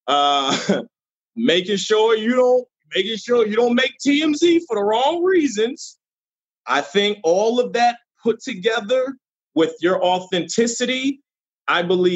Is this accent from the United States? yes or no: yes; Norfolk, Virginia, United States; the Norfolk Scope, and to be able to rock the crowd, my hometown crowd